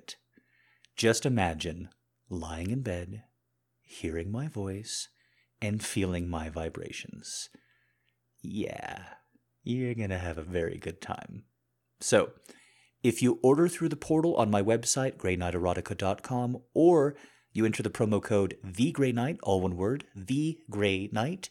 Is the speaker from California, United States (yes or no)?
no; New Mexico, United States; I grew up in New Mexico